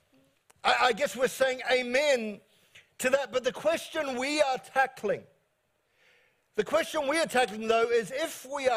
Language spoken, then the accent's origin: English; New Zealand; I'm from New Zealand